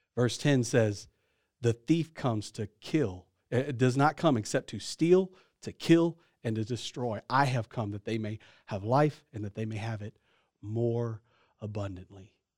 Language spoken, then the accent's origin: English; Louisiana, United States; I'm from Louisiana